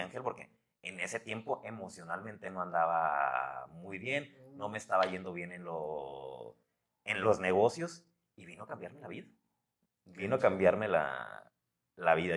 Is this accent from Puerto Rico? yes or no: no; Los Mochis, Sinaloa, Mexico; moved away; also born or lived in Guadalajara; Mochis, de donde, donde, de donde yo soy